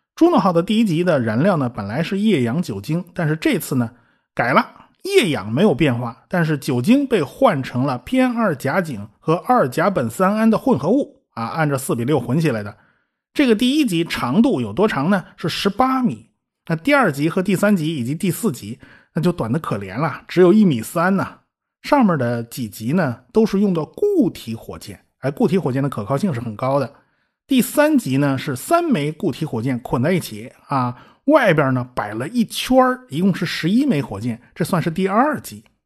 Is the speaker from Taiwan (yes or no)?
no; China; 我们中国人